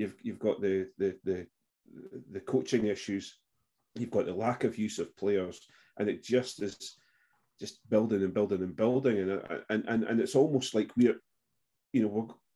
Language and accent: English; Scotland, United Kingdom; us Scots